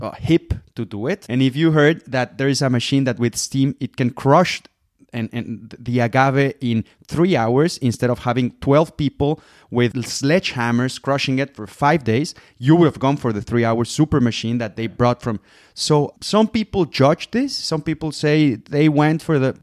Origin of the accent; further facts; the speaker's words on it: Guadalajara, Jalisco, Mexico; moved away as an adult; also born or lived in Puerto Vallarta; now in Germany; I was born in Puerto Vallarta, where I come from. I was raised in Guadalajara. That's tequila land. I live in Germany since 2014